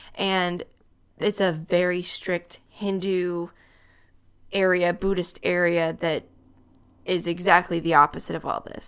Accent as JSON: {"language": "English", "town": "The Dalles", "region": "Oregon", "country": "United States", "tie": "born or raised there", "said": "I grew up in the Dells"}